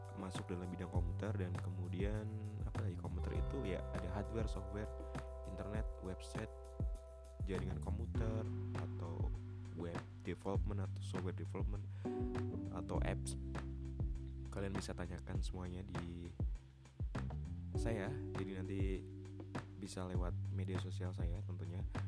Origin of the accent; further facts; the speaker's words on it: Pati, Central Java, Indonesia; also born or lived in Semarang; saya lahir di Kota Pati, Jawa Tengah